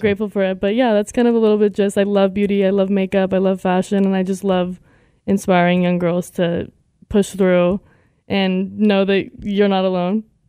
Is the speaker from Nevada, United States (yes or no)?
yes; Las Vegas, Nevada, United States; I'm from Las Vegas, Nevada.